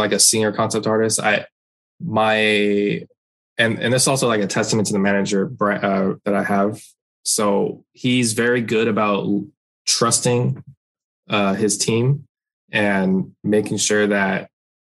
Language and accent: English; Torrance, California, United States; also born or lived in San Francisco Bay Area; I'm from Torrance, like South Bay, near Los Angeles, but I went up there for school